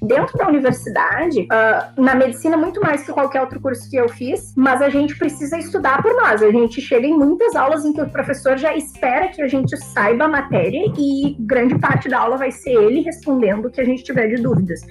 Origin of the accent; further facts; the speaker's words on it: Rio Grande do Sul, Brazil; moved away as an adult; now in Salvador, Brazil; eu venho do Rio Grande do Sul